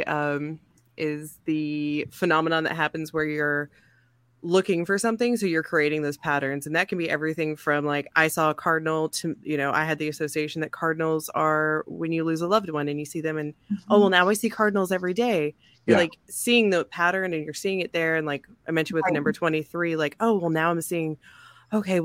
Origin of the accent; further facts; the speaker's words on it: the Bible Belt, United States; growing up in the Bible Belt